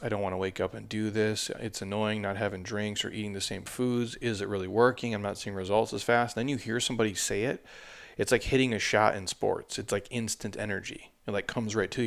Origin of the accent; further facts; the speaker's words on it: United States; I grew up on the Mississippi River